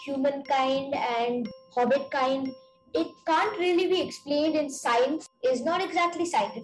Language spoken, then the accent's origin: English; Singapore; I am from Singapore and I am 11 years old.